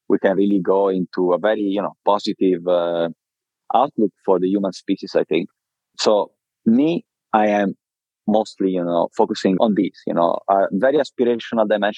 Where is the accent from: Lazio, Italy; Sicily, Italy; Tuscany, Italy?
Tuscany, Italy; Viareggio; moved away; also born or lived in London / Miami / Milan; I was raised in Italy in a very small city called Viareggio in Tuscany.